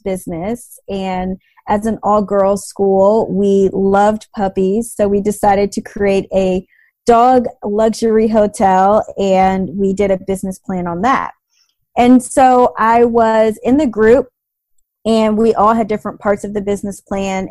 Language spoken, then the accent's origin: English; Atlanta, Georgia, United States; I grew up in Atlanta